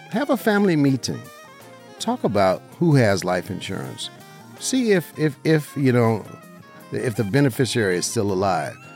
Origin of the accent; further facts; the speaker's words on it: Las Vegas, Nevada, United States; I'm a licensed insurance agent right here in Southern Nevada, my hometown. Uh, you know, grew up in Las Vegas, right here, in, you know, in the heart of our beautiful city